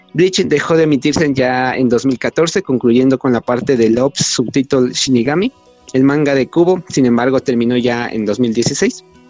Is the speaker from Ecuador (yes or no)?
yes; Ecuador; soy de Ecuador